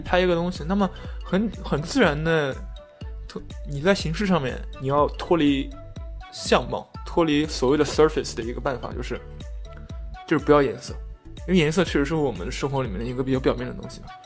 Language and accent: Chinese; China; 我作为中国人去看他拍的某些所谓的美式餐厅